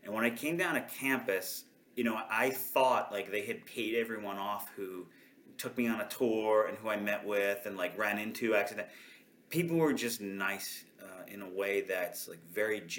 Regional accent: New York City, New York, United States; moved away as an adult; also born or lived in Bangor, Maine; now in Lancaster, United States; I'm from Queens, New York, originally. Like, grew up there, 33 years

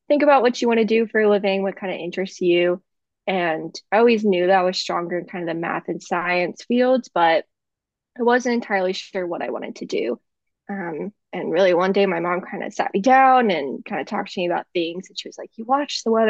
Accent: Hershey, Pennsylvania, United States; moved away as an adult; now in Oklahoma, United States; I'm originally from South Central Pennsylvania, so Hershey, PA specifically. Grew up there most of my life since I was about 5

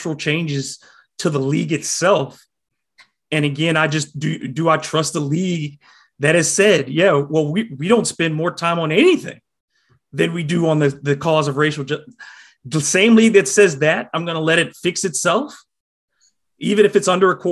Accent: United States; as an American

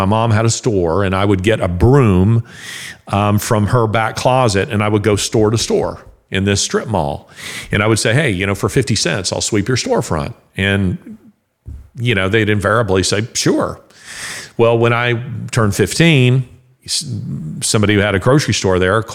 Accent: the South, United States; I'm a Southerner

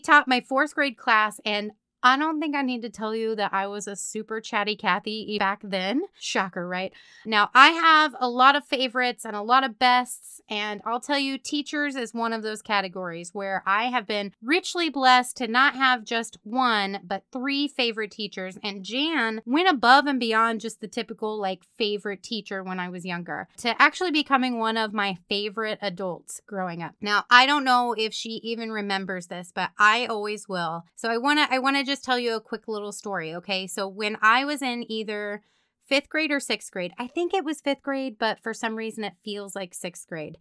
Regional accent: Meriden, Kansas, United States; my hometown, Meriden, Kansas

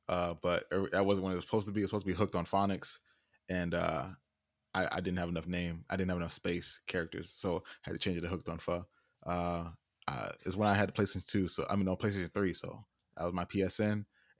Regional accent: Florida, United States; I said I was from Florida.

